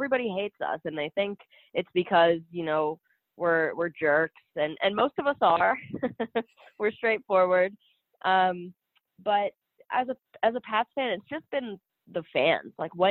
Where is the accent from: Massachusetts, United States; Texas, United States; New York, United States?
Massachusetts, United States; Boston; I'm a big Patriots fan, but it's because I'm from Boston. I'm from the area.